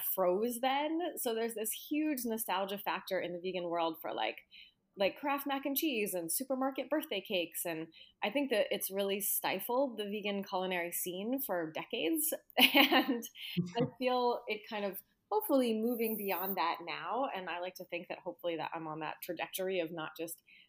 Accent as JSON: {"language": "English", "region": "Arizona", "country": "United States", "said": "I'm from Arizona."}